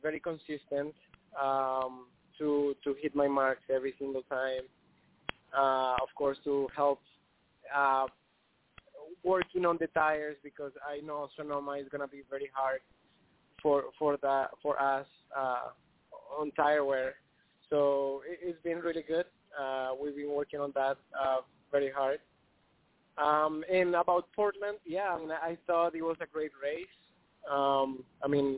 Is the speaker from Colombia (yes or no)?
yes; Colombia; I'm from Colombia